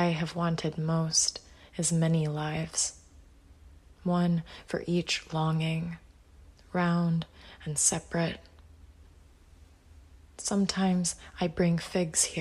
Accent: Birmingham, Alabama, United States; my hometown of Birmingham, Alabama

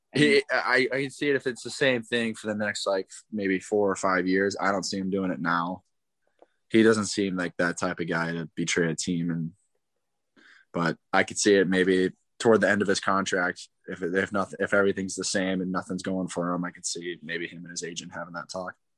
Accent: St. Louis, Missouri, United States; I'm from St. Louis, so I watched the Blues for a bit

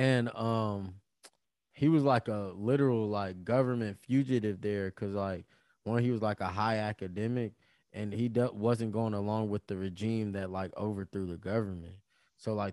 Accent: United States; I'm an American

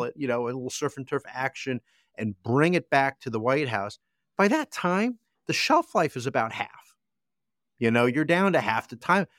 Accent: United States; As an American

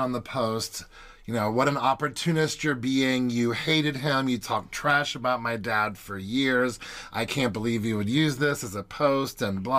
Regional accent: Kentucky, United States; moved away; also born or lived in South Carolina; in Kentucky, where I grew up

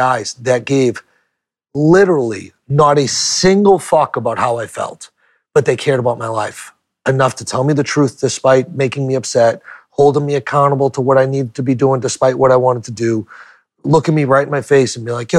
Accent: New Hampshire, United States; also born or lived in Portland, Maine; I went back to my home state of New Hampshire

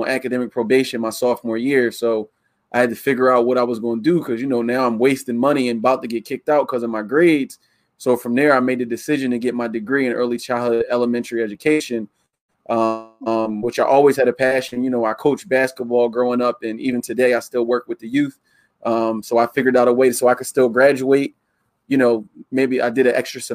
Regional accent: Yeadon, Pennsylvania, United States; also born or lived in Philadelphia, Pennsylvania; Philadelphia, grew up in Yayton. So I'm a suburb city kid mixed in one

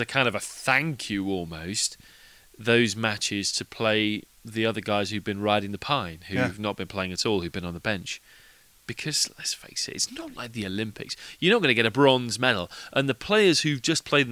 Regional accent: England, United Kingdom; being an Englishman.

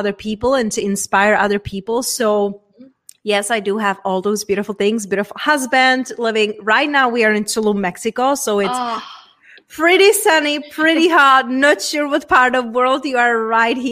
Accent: Czechia; accent: Czech; English is a second language; moved away; coming from a very small town from Czech Republic. Hence, that's where my accent and weird name it's from

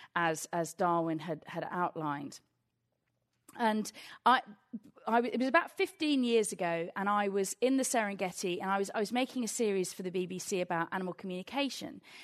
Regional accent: England, United Kingdom; I'm from England

